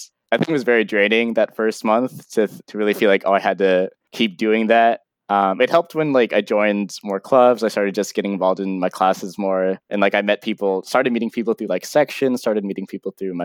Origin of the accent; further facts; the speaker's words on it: Cincinnati, Ohio, United States; moved away; also born or lived in Providence, Rhode Island; I'm from Cincinnati, Ohio. Right now, I'm at Brown University